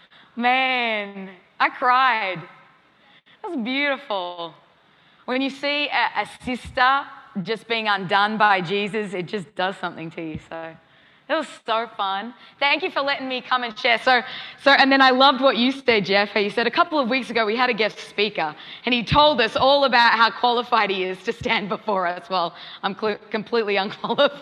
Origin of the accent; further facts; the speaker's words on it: Australia; moved away as an adult; now in Kansas City, United States; I'm an Aussie to the core